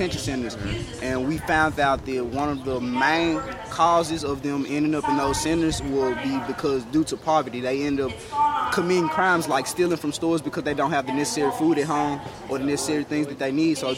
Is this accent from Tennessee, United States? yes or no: yes; Memphis, Tennessee, United States; I'm from Memphis, Tennessee